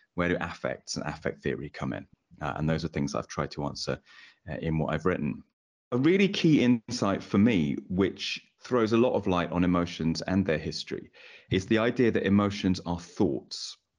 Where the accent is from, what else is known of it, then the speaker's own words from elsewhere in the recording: England, United Kingdom; as an English man myself